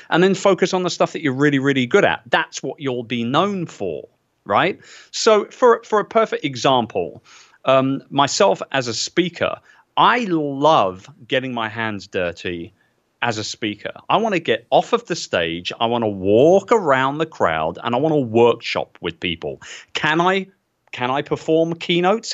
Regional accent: England, United Kingdom; as an English guy

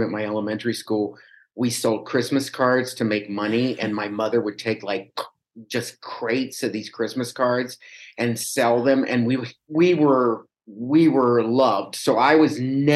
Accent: Cincinnati, Ohio, United States; moved away; I grew up on West Side in Sailor Park. And they used to call us river rats because I was right by the Ohio River.

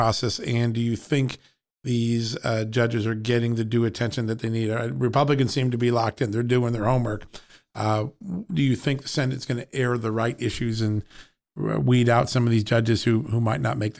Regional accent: Connecticut, United States; my home state of Connecticut

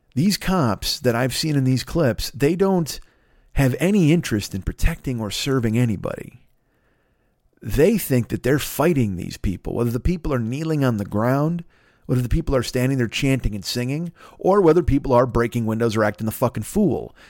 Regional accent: Bolingbrook, Illinois, United States; I grew up in Bolingbrook

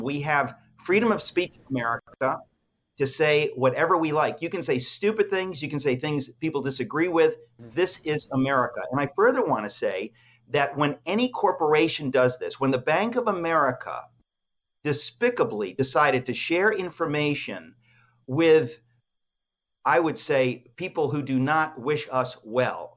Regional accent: Danbury, Connecticut, United States; also born or lived in New York; my life growing up in the Greek immigrant community in New York and in Danbury, Connecticut.

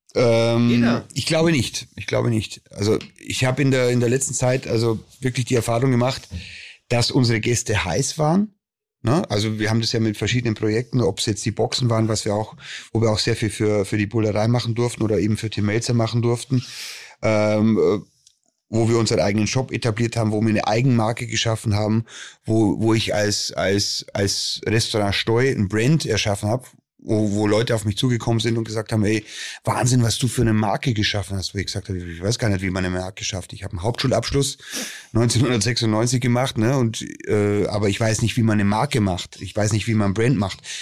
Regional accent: Bavarian Forest, Germany; bei uns im Bayerischen Wald

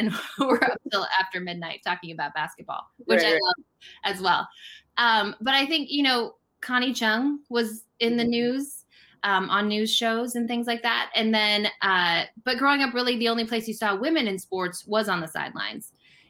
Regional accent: Denver, Colorado, United States; moved away as an adult; now in Boston, United States; I grew up in Denver

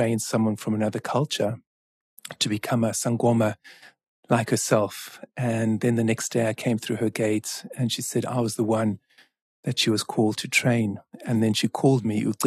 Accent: South Africa; I'm from South Africa

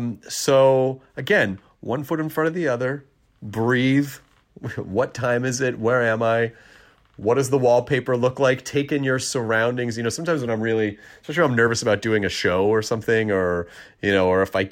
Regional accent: Tennessee, United States; also born or lived in Kentucky; Tennessee, my actual home state of Tennessee. Well, actually, Kentucky's my home state. Tennessee is where I largely grew up.

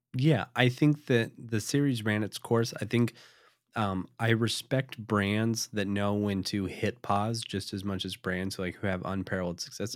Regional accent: Connecticut, United States; moved away; also born or lived in Wisconsin; I was from Connecticut

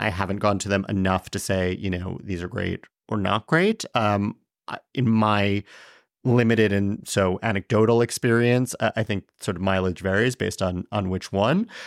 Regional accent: New York City, New York, United States; born in Chelsea, grew up in, in Tribeca

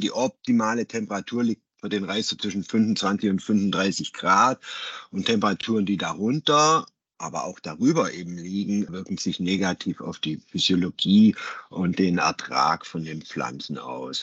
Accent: Germany; bei uns in Deutschland

